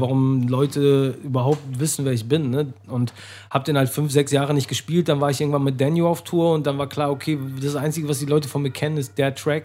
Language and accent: German; Menden, North Rhine-Westphalia, Germany; now in Hamburg, Germany; Aus der Nähe von Dortmund, mhm. aus Menden